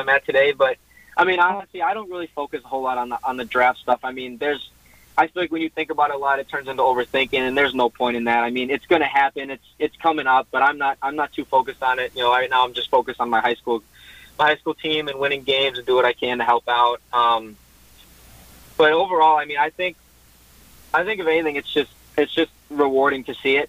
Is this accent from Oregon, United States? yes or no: no; Wisconsin, United States; we're from Wisconsin